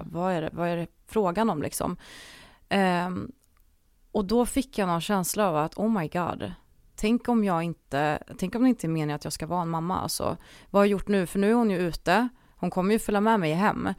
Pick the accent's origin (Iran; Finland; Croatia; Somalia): Croatia; now in Sweden; jag är ju född i Kroatien